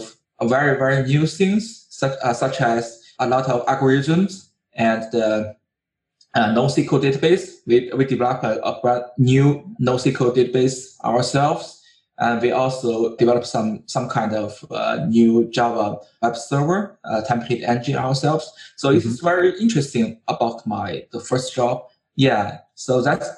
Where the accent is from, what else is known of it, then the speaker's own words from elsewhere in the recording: China; I'm from China